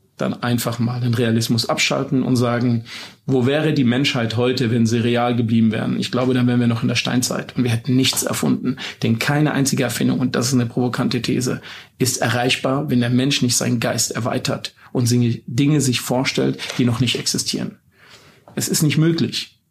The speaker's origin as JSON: {"language": "German", "region": "Baden-Württemberg", "country": "Germany", "said": "bei uns in Baden-Württemberg"}